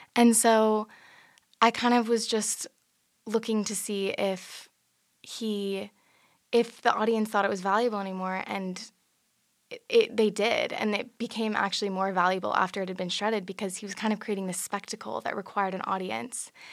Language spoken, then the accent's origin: English; San Francisco, California, United States; I'm from San Francisco, California